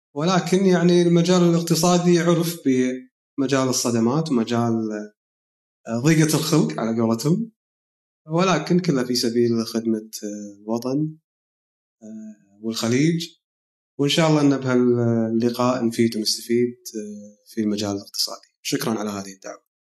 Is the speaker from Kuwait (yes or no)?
yes; Kuwait; عندنا بالكويت